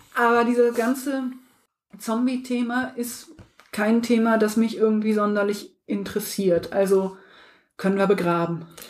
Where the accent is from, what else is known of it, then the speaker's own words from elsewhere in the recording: Harz area, southern Lower Saxony, Germany; ich komme nicht aus dem Osten, aber ich bin äh, Südniedersachsen, also nach Thüringen war es wirklich nicht weit. Ich komme aus der Ecke vom Harz raus.